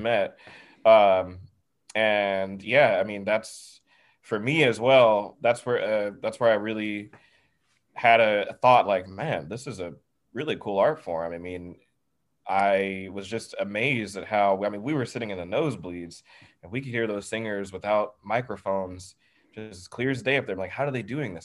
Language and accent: English; the South, United States; growing up in the South